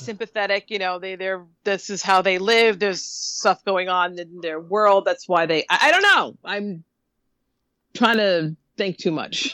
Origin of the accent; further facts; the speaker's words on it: New York, United States; I'm saying this as a New Yorker